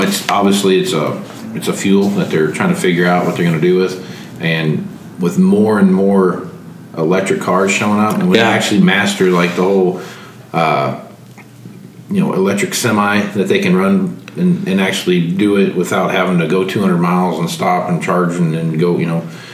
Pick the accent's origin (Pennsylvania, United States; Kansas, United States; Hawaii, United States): Kansas, United States; Wichita; I grew up in Wichita and, and in Kansas there